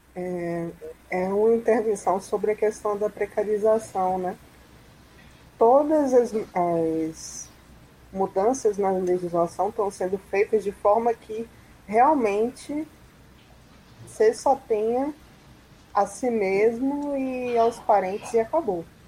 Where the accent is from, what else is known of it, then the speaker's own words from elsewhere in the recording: Salvador, Bahia, Brazil; sou aqui de Salvador